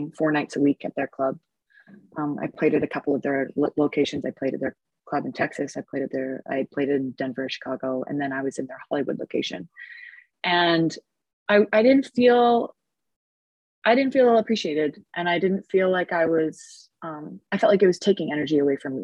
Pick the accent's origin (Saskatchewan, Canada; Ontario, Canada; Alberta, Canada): Alberta, Canada; Edmonton; moved away as an adult; also born or lived in Los Angeles; I'm back in my hometown of Edmonton, Alberta. It's where I was born